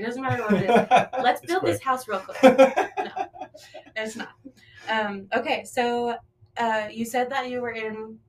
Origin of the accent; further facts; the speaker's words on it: Las Vegas, Nevada, United States; People are always like, wait, you grew up here? And my mom did too. So it's like, my grandma was the one who moved here from Utah, so not far.